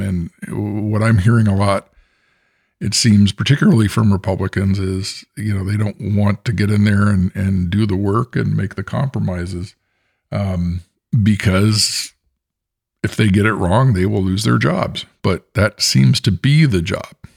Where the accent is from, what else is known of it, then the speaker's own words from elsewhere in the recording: Bay Area, California, United States; I'm the American and I grew up in the Bay Area.